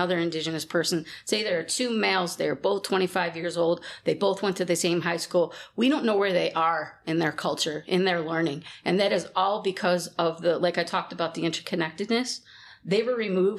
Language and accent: English; Rochester, New York, United States; now in Sault Ste. Marie, Canada; I'm originally from Rochester, New York